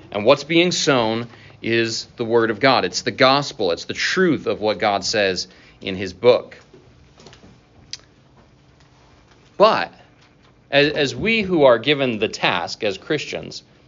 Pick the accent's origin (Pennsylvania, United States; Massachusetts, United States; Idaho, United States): Idaho, United States; North; now in Iowa, United States; growing up in North Idaho, where we had all clay soil